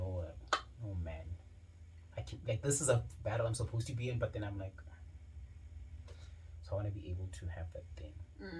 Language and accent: English; Polokwane, Limpopo, South Africa; moved away as an adult; also born or lived in Cape Town, South Africa; now in Johannesburg, South Africa; born and raised in Polokwane. Yeah, man, went to FC Primary School, right next to my house. And then I went to Capricorn High School